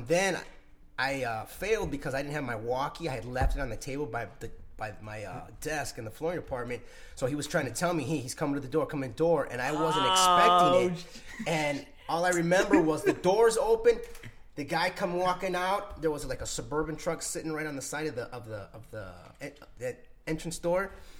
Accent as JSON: {"language": "English", "town": "Aurora", "region": "Illinois", "country": "United States", "tie": "born or raised there", "moved": "as an adult", "lives_now": "Arizona, United States", "said": "I'm from the outskirts of Chicago. I was born and raised in Aurora."}